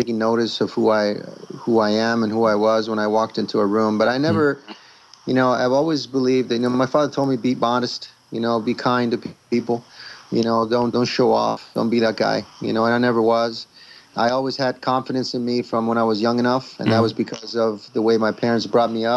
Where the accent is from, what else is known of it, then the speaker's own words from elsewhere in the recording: Rome, Lazio, Italy; moved away; I'm a guy from Italy, born and raised in Rome.